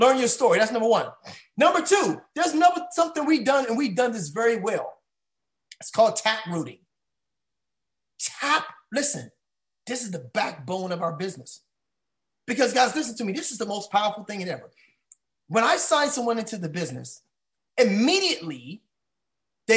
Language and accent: English; United States; I grew up right here in the DMV, DC, Maryland, Virginia area